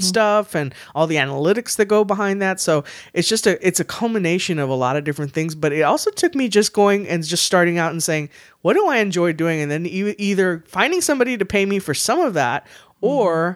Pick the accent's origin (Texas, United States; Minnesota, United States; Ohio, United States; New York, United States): Texas, United States; San Antonio; I'm from San Antonio. I say I'm born, raised, and will die in San Antonio